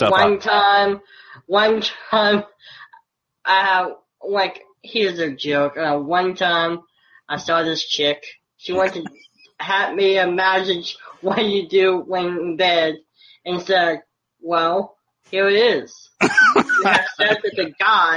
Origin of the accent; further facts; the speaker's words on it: Virginia, United States; I'm from Virginia